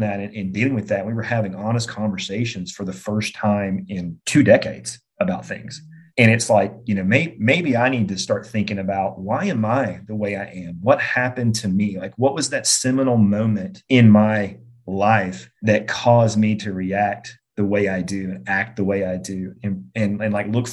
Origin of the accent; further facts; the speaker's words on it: just outside of Birmingham, Alabama, United States; born and raised just outside of Birmingham, big Alabama fan